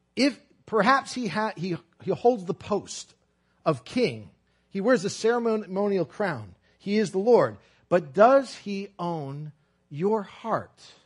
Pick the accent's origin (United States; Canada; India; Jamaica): United States; Brooklyn, New York; I'm from Brooklyn, and I, my family is Italian